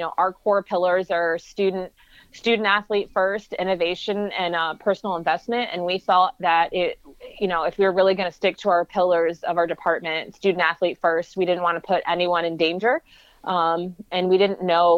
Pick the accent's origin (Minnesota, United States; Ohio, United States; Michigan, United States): Michigan, United States; now in Chicago, United States; I'm from Michigan, so it's a little bit closer to my family.